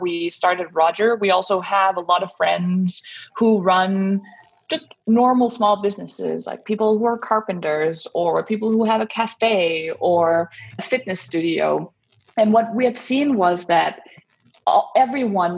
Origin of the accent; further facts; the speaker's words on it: Denmark; moved away as an adult; now in United States; So I am originally from Denmark, where I grew up and I spent my childhood and also went to college